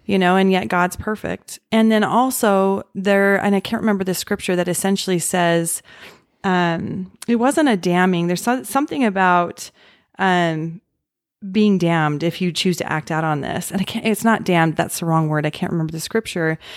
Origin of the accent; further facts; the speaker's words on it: Utah, United States; I grew up in Utah